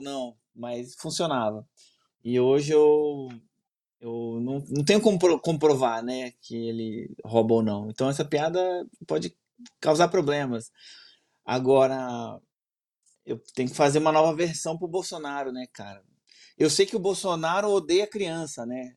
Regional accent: Brasília, Federal District, Brazil; eu sou de Brasília

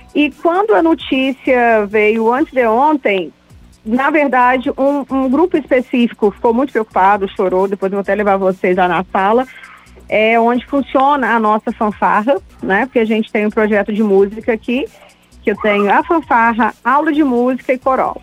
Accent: Barbacena, Minas Gerais, Brazil; é meu conterrâneo, que eu sou de Barbacena

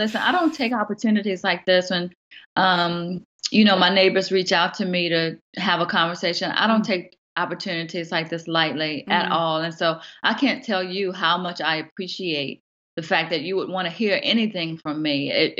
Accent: Southern Virginia, United States; moved away as an adult; now in Oklahoma City, United States; am a mama of two. I have a wonderful husband, and I'm from Southern Virginia. And so I migrated to Oklahoma City about 3.5 years ago.

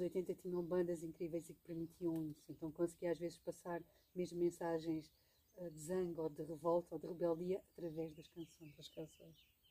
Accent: Alentejo, Portugal; moved away; recordo-me bem pequenina, no Alentejo, onde cresci

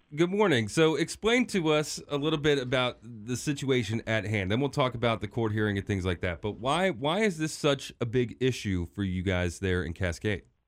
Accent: Hagerstown, Maryland, United States; I'm from Hagerstown

